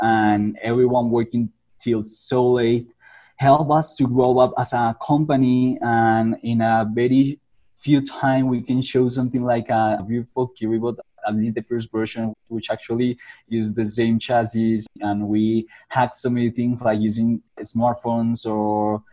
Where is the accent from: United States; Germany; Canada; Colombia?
Colombia; I'm from Colombia. And here I grew up with my parents